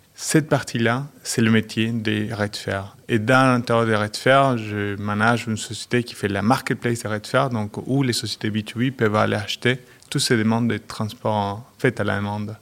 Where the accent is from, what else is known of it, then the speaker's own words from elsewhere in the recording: Argentina; French is a second language; moved away as an adult; also born or lived in Chile / Metz, France / Luxembourg; je suis né au Chili. Mais j'ai grandi en Argentine